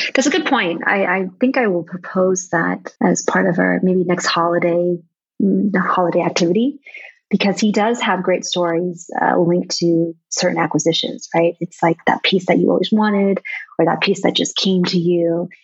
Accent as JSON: {"language": "English", "country": "United States", "tie": "born or raised there", "moved": "as an adult", "lives_now": "Vietnam", "said": "growing up in America with Vietnamese origins"}